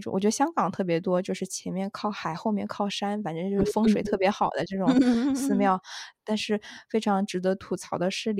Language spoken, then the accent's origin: Chinese; South China, China; 除了除了洗澡这种大家坦诚相见，我觉得作为南方人还是有一些难接受，